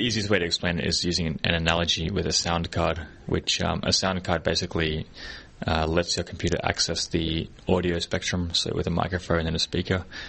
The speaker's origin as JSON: {"language": "English", "country": "Australia", "moved": "yes", "lives_now": "Hong Kong", "said": "I live in Hong Kong, and I'm from Australia"}